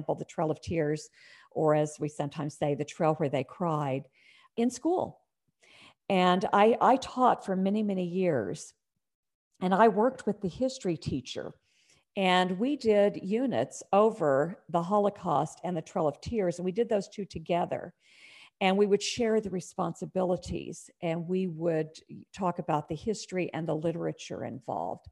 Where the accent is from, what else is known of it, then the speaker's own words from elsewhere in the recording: Oklahoma, United States; moved away as an adult; now in Indiana, United States; I'm originally from Oklahoma